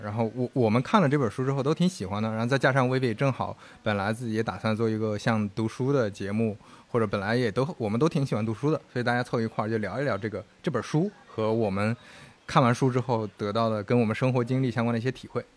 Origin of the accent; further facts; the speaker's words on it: Shandong, China; moved away; 我是山东人，你是河南人，那我们那边可能大家是宁愿多积蓄